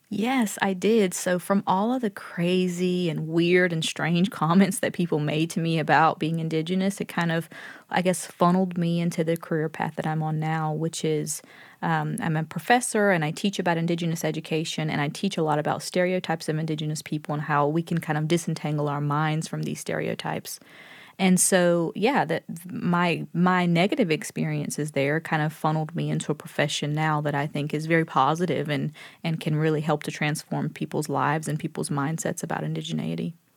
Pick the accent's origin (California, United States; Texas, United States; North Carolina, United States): North Carolina, United States; Lumberton; I told him I was from Lumberton